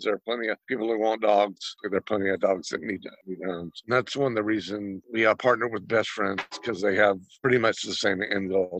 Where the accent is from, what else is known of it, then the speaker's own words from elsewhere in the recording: Georgia, United States; also born or lived in Alameda; now in Lodi, United States; I'm from Georgia